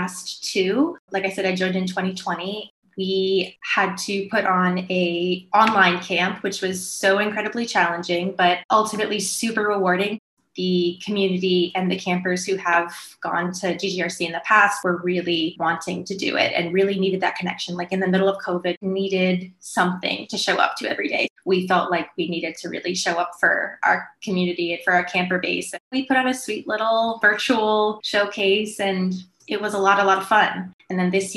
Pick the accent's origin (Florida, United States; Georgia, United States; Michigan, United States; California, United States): Florida, United States; also born or lived in New York; I grew up in Florida, but I moved to New York after college, lived there for 5 years